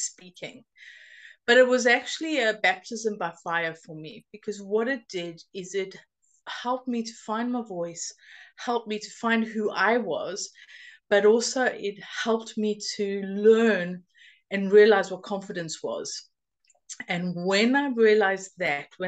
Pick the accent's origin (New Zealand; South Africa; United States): South Africa; now in United Kingdom; I grew up in South Africa, but I've been living in the UK for 22 and a half years now